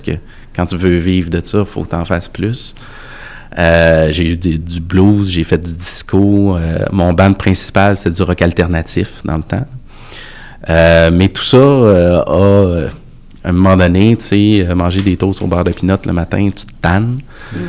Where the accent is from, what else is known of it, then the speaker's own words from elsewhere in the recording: Quebec City, Quebec, Canada; Je viens de Sainte-Foy.